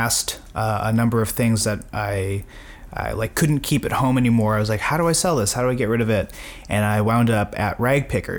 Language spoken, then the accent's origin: English; Winnipeg, Manitoba, Canada; growing mm-hmm. up in Winnipeg